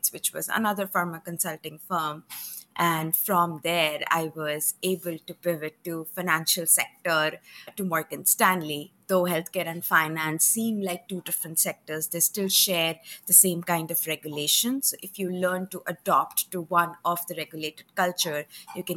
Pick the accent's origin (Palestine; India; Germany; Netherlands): India; moved away as an adult; now in United States; I did my bachelor's back in India. So I left my hometown, flew 8,000 miles with two bags